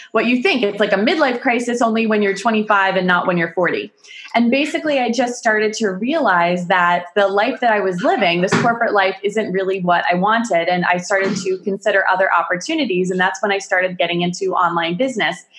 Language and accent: English; United States; also born or lived in Pittsburgh, Pennsylvania; I'm from America. I live in Pittsburgh, Pennsylvania, the United States of America